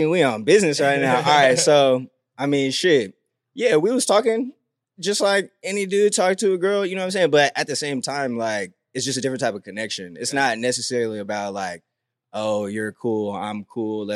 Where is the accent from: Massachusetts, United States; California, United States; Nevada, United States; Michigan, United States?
California, United States; Tracy; I'm from Tracy, but at a point in my life when I was going to Delta